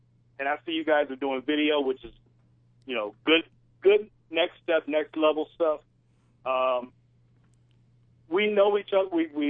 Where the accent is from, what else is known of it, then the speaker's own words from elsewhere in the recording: Detroit, Michigan, United States; I'm originally from Detroit.